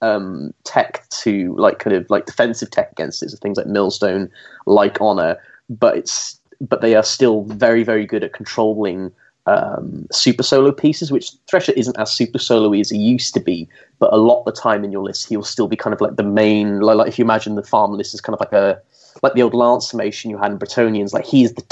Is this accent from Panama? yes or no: no; Welsh, Wales, United Kingdom; I'm Welsh